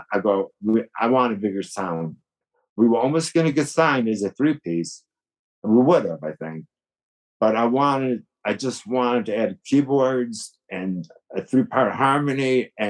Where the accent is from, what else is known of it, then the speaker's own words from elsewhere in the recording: Buffalo, New York, United States; I was from Buffalo